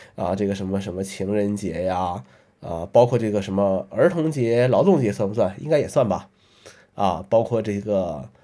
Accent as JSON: {"language": "Chinese", "region": "northern China", "country": "China", "moved": "yes", "said": "作为北方人，啊，这个 很多节日都是要，要吃饺子的"}